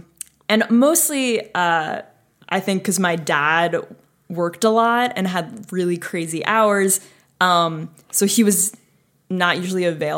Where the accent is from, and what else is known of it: Glen Ridge, New Jersey, United States; moved away